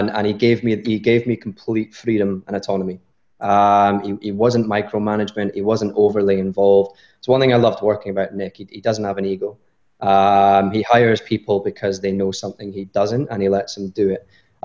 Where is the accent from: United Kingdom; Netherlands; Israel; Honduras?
United Kingdom; Scotland; I'm Scottish.